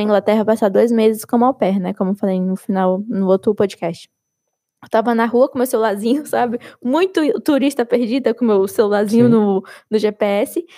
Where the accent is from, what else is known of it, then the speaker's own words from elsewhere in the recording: Brazil; moved away as an adult; now in France; a gente é brasileiro